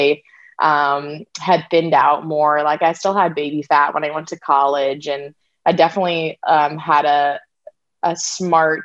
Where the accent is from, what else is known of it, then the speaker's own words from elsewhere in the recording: St. Louis, Missouri, United States; I'm from St. Louis, Missouri, and we have lots of all-boys schools and all-girls schools there for some reason